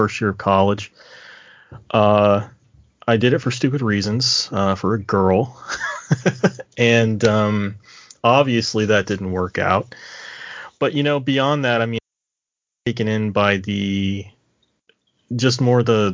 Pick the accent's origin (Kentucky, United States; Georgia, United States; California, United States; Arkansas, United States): Kentucky, United States; I grew up in Kentucky.